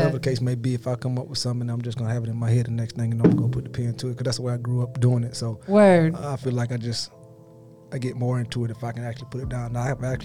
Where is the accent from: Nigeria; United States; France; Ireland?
United States; Valdosta, Georgia; now in Phoenix, United States; Originally from Valdosta, Georgia, you know what I'm saying? Down South Georgia